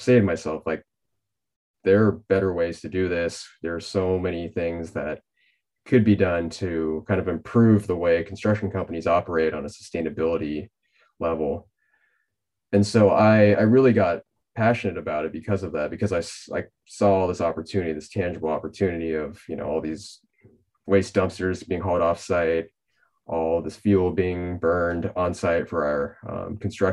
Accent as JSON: {"language": "English", "town": "Pasadena", "region": "California", "country": "United States", "tie": "born or raised there", "moved": "as an adult", "lives_now": "Seattle, United States", "said": "Southern California native, I grew up in the Pasadena area"}